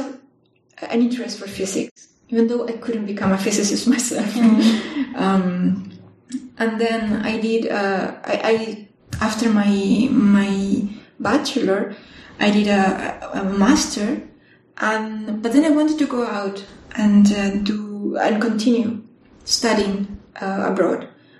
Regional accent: La Serena, Coquimbo, Chile; now in Bonn, Germany; So I'm from Chile. I did my undergraduate in my hometown in La Serena, which is a town known for astronomy, for TAS observatories.

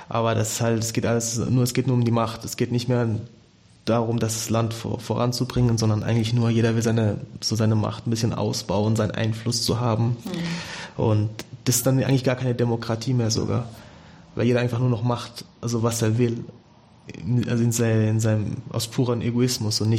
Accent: Senegal; German is a second language; weil zum Beispiel mein Heimatland, Senegal, wir haben über 200 Parteien für 13 oder 14 Millionen Einwohner.

